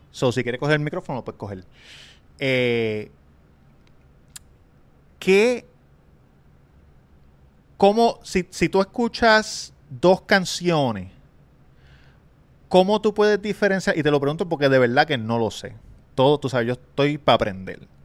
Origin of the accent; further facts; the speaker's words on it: Levittown, Puerto Rico; Me acuerdo que fue en Palo entre Cataño y Levitown. Yo soy de Levitown, al lado de Cataño.